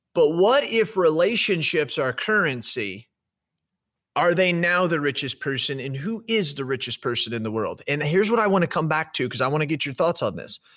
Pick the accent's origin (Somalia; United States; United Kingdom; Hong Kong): United States; Me as an American